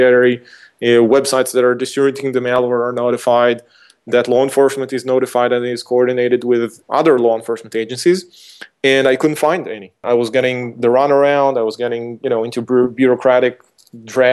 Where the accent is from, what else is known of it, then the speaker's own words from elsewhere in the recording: Israel; my hometown, was Israel